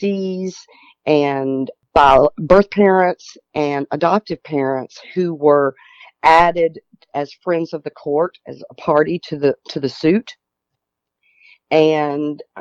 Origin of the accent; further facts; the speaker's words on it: Tennessee, United States; we're from Tennessee